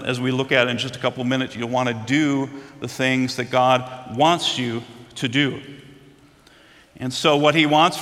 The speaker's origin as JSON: {"language": "English", "region": "Minnesota", "country": "United States", "tie": "born or raised there", "said": "Growing up in Minnesota"}